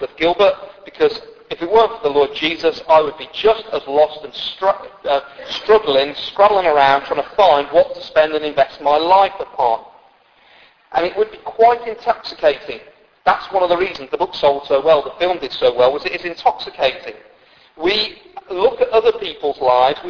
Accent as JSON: {"language": "English", "country": "United Kingdom", "said": "we're mostly British."}